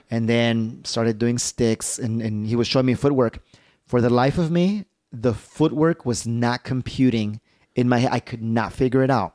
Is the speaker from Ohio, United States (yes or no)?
no; Chicago, Illinois, United States; I'm from Chicago